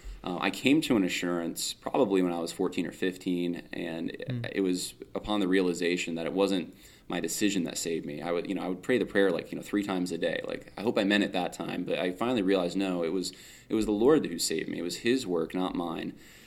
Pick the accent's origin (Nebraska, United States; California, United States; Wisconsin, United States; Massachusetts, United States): California, United States; now in New York, United States; My dad took a church out in New York. We're originally from California, actually. So we're a little more, it's a culture difference